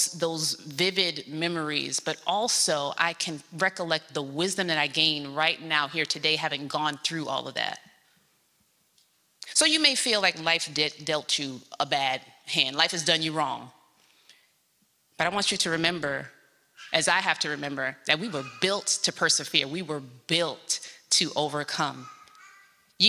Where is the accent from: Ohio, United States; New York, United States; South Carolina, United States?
New York, United States; New York City; I was born in South Jamaica, Queens, New York, in a neighborhood flooded with drugs and violence